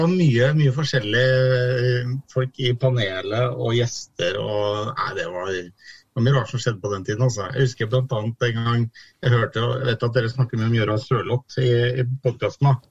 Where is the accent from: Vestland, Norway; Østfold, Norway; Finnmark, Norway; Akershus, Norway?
Østfold, Norway; Askim; accent: trøndersk; now in Trondheim, Norway; men jeg pleier altså å si jeg er født i Trondheim, og det er viktig. Jeg er født på Lade. Og så flytta vi litt rundt i Norge, og så endte vi opp i Askim i oppveksten min.